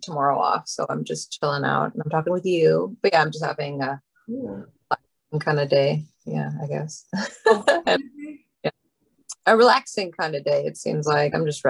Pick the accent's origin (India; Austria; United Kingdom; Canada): Canada; now in Tacoma, United States; I'm originally from Canada, but I live in Washington.